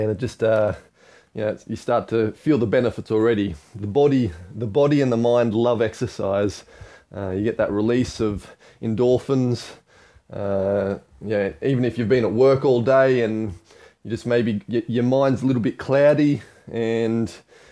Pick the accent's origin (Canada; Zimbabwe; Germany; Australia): Australia; moved away; also born or lived in Hong Kong; I grew up in Australia